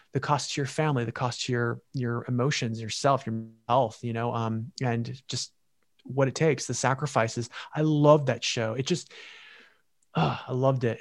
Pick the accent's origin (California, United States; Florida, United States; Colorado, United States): California, United States; moved away as an adult; also born or lived in New York; California. That, that, it, I think about it a lot. It's my home state, where I'm from